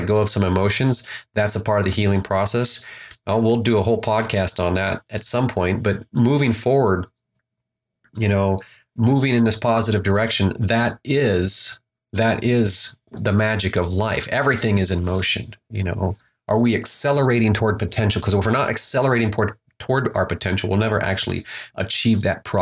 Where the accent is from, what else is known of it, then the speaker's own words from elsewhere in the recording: Alaska, United States; moved away; And so I grew up in Alaska. I was born and raised in Alaska